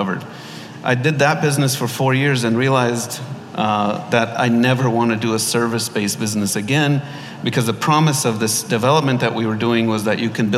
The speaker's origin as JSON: {"language": "English", "town": "Los Angeles", "region": "California", "country": "United States", "tie": "born or raised there", "moved": "as an adult", "lives_now": "Dubai, United Arab Emirates", "said": "My parents are Egyptian. I was born in Los Angeles. Lived there most of my life"}